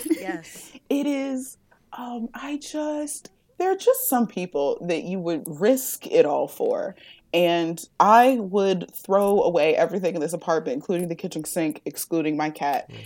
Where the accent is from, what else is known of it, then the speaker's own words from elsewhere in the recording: Ohio, United States; I'm from Ohio